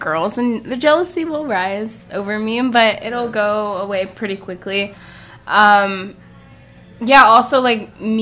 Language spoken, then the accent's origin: English; Tampa, Florida, United States; I'm from Tampa.